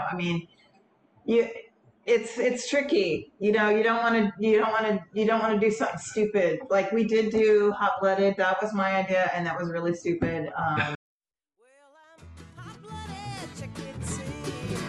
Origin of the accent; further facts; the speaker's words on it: Victoria, Texas, United States; also born or lived in Houston, Texas / Bishop, Texas / Austin, Texas; I did spend some time in some smaller towns in Texas before kind of ending up in Victoria. And then I went to a high school in Victoria